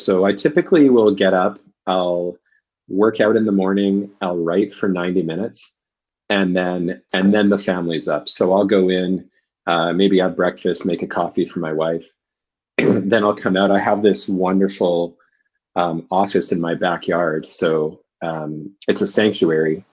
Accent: Vancouver, British Columbia, Canada; also born or lived in Oxford / London / Dublin; I'm from Canada, from Vancouver.

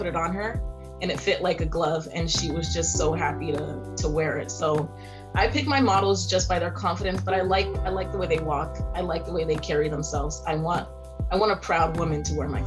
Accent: California, United States; also born or lived in Haiti / Ivory Coast; now in Seattle, United States; I was born in California, but my mom is originally from Haiti, the island, and then my dad is originally from Ivory Coast

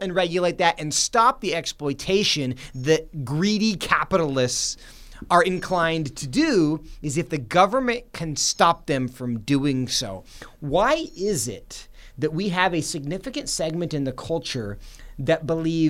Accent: Seattle, Washington, United States; My hometown is Seattle

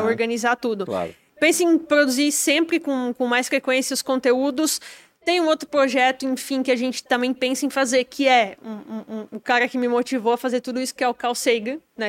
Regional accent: Timbó, Santa Catarina, Brazil; a maioria das pessoas acha que eu nem sou de lá, acho que eu sou de São Paulo

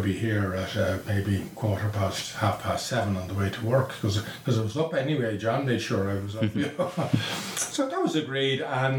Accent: Dublin, Leinster, Ireland; I'm from Sallymount all my life. Lived in the same house. I know the area pretty well.

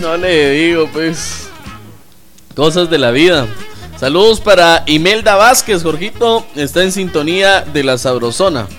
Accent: Mixco, Guatemala Department, Guatemala; allá en mi tierra, allá en Misco, estamos de fiesta por la Virgen del Rosario

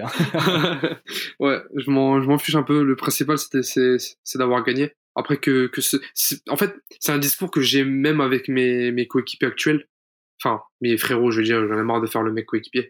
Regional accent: France; on est français

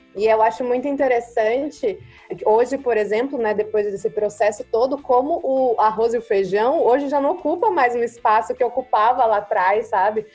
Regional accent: Brazil; moved away; eu carrego como brasileira

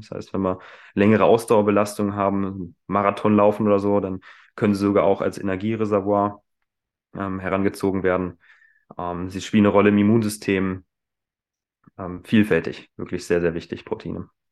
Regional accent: Hanover, Lower Saxony, Germany; moved away as an adult; also born or lived in Hildesheim; Ursprünglich komme ich aus Hannover, bin also nicht weit, weit weggekommen

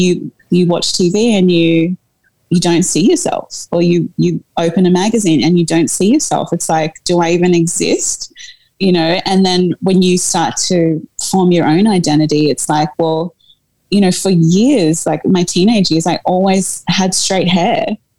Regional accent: South Africa; Like, oh God, I mean, being a South African woman, like, we can go back to and talk about apartheid

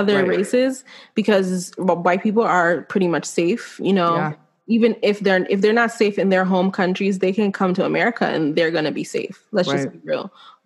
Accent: Nigeria; I'm Nigerian.

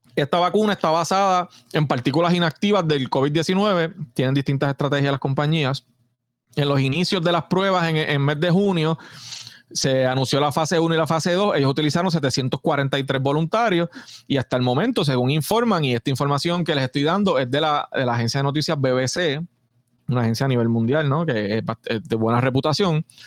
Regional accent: Puerto Rico

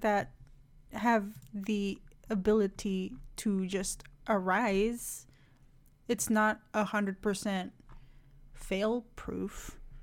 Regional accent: Indonesia; moved away; my home country too much, but, like, Indonesia

